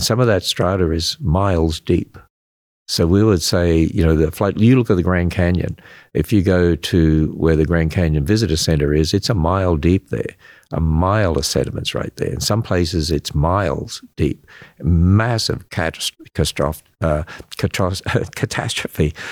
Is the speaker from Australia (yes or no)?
yes; Australia; accent: Australian; now in United States; I'm an Australian. Yeah, I hope you can, I hope I still have that accent.